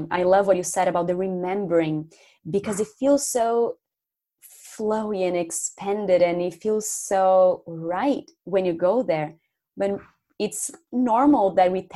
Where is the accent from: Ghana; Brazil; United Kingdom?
Brazil; English is a second language; moved away; English, it's not my native language. 99% of my Facebook didn't even speak English. And these Brazilian friends from high school